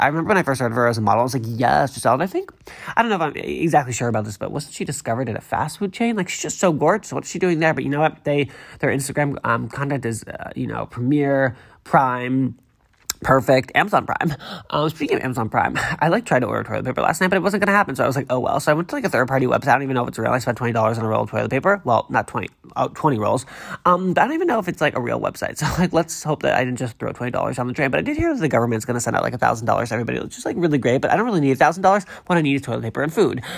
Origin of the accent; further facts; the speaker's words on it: Massachusetts, United States; moved away; I am from Massachusetts